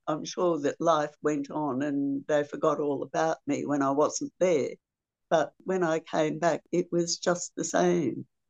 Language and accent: English; Australia; as an Australian